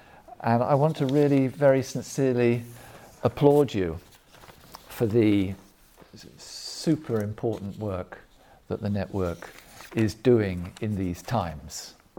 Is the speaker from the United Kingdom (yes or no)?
yes; England, United Kingdom; also born or lived in Germany; I was born in Germany and lived in Germany for some years as a boy, but I'm not German, and most of my education, most of it took place in the United Kingdom, in England.